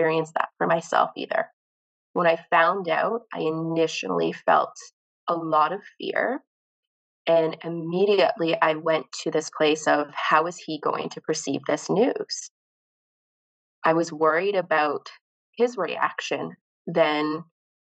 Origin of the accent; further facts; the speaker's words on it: Canada; I am from Canada